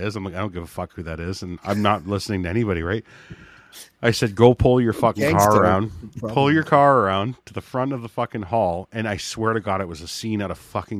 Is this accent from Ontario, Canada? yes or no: yes; Hamilton, Ontario, Canada; I'm from Hamilton